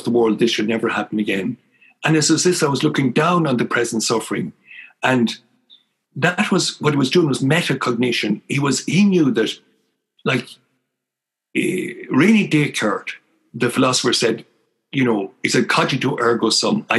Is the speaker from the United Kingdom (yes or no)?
no; Ireland; moved away; also born or lived in Ottawa; growing up in Dungimon